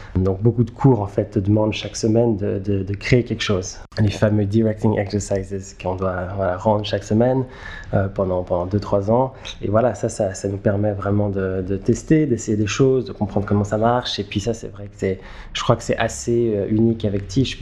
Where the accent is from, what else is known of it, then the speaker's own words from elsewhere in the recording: Geneva, Switzerland; moved away as an adult; now in New York, United States; je suis euh, né et j'ai grandi à Genève. j'habite aujourd'hui à New York où je fais du cinéma.